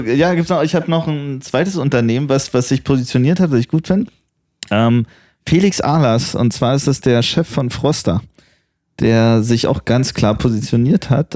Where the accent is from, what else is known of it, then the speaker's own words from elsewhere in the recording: Potsdam, Brandenburg, Germany; ich bin ein bisschen stolz auf meine Heimatstadt